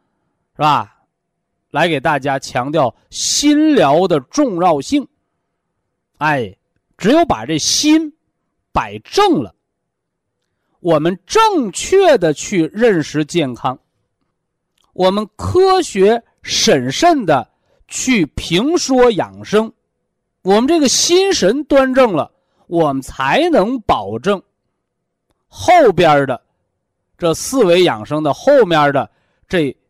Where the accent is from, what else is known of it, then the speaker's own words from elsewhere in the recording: China; 我们是中国人，啊，我们是炎黄子孙，我们是有着悠悠，是吧？五千年历史的文化人。